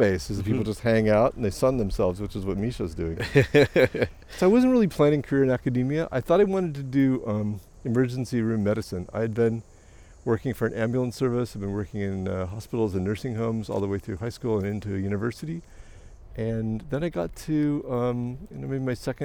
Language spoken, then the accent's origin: English; American Midwest, United States; also born or lived in Montreal, Canada; now in London, Canada; I grew up in the American Midwest